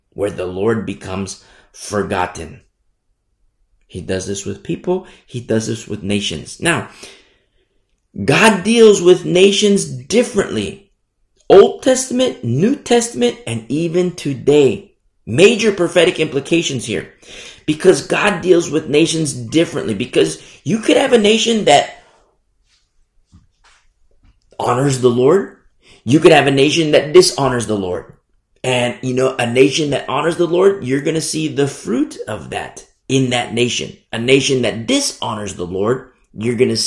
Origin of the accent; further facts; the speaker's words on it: United States; Now, I teach from America. I'm American. And I love this country.